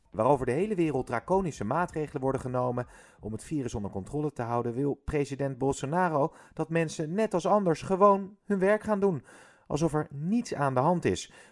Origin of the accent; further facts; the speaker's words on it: Haarlem, North Holland, Netherlands; En wij komen zelf uit Haarlem, dus we wilden niet die kant op, omdat we weten dat het heel druk is.